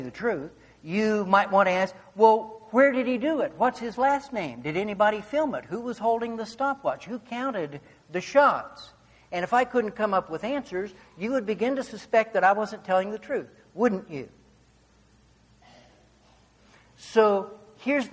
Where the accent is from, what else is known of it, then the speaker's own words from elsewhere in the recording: Arcadia, Kansas, United States; moved away; also born or lived in Chile; I grew up in Arcadia, Kansas.